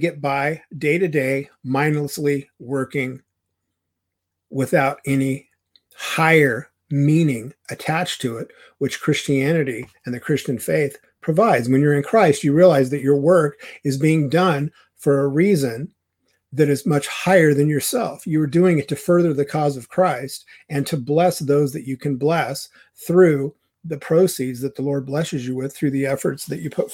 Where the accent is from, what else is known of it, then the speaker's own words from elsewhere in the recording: United States; the responsibility that we have as American citizens